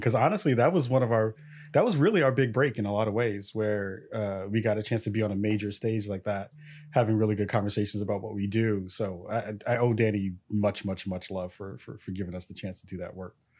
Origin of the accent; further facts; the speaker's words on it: New York City, New York, United States; now in Portland, United States; I'm from the Bronx, New York. I'm out in Portland, Oregon